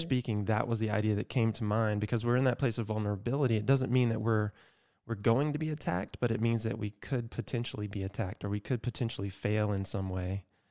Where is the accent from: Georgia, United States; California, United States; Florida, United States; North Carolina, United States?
Georgia, United States; my home state, Georgia